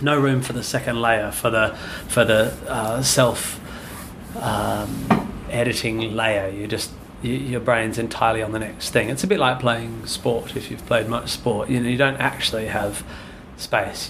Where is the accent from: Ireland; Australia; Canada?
Australia; Perth, Western Australia; moved away as an adult; now in London, United Kingdom; I grew up near Swanbourne Beach